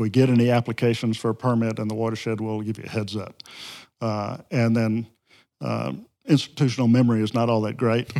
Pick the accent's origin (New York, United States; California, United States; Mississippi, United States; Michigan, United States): Mississippi, United States; Mississippi Delta, United States; moved away as an adult; also born or lived in Ozarks, Arkansas; now in Arkansas, United States; I grew up in the flatland of the, the Mississippi Delta